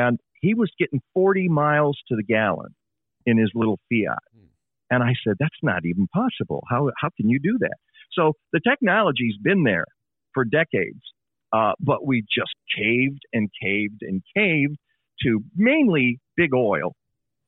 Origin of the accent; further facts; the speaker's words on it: Detroit, Michigan, United States; moved away as an adult; now in Chicago, United States; I grew up in Detroit